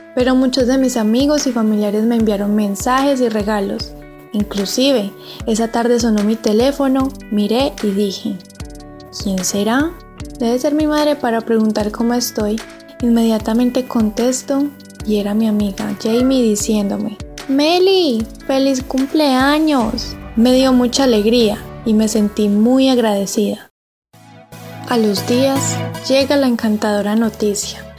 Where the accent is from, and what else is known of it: Colombia; now in Armenia, Colombia